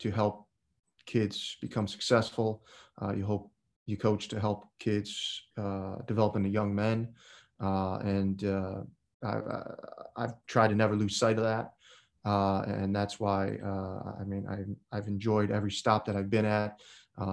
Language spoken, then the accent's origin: English; Chicago, Illinois, United States; also born or lived in Wayne, Nebraska; I grew up on the north side of Chicago in the city